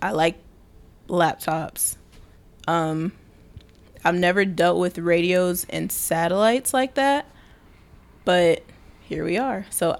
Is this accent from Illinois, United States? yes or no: no; Wisconsin, United States; I'm from Wisconsin.